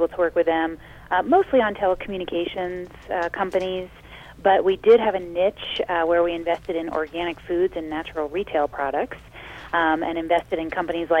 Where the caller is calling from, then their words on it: Colorado, United States; I am in the mountains of Colorado near Telluride in the southeastern part, and it is snowing here